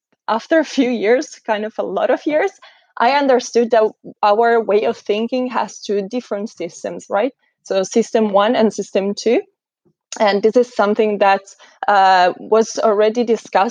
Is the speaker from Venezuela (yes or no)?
no; Italy; moved away as an adult; also born or lived in Scotland; I'm actually from Italy